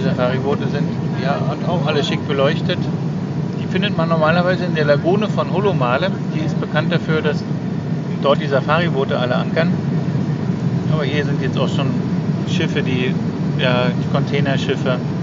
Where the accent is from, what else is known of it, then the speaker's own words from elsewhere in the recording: GDR, East Germany, Germany; ich bin ja in der DDR aufgewachsen